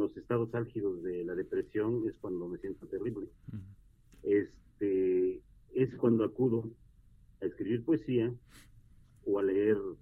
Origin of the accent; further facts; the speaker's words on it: Orizaba, Veracruz, Mexico; soy oriundo de Orizaba, Veracruz